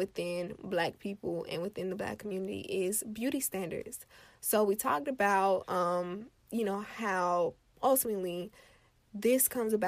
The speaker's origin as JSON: {"language": "English", "region": "Florida", "country": "United States", "said": "I am from Florida"}